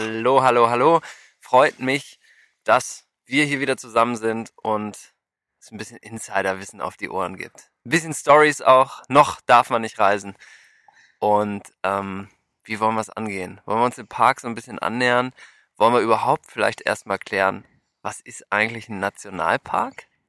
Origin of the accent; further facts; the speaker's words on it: Germany; now in United States; wir als Deutsche